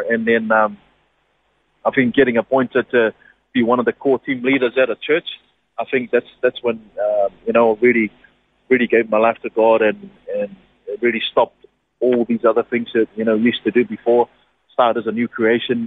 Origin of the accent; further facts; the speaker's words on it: Niue; moved away; born and bred in Niue.